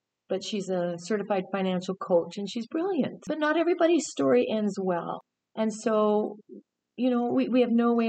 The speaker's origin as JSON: {"language": "English", "region": "Southern Alberta", "country": "Canada", "tie": "born or raised there", "also_born_or_lived": "British Columbia", "moved": "yes", "said": "I grew up in Southern Alberta, so I'm a landlubber girl."}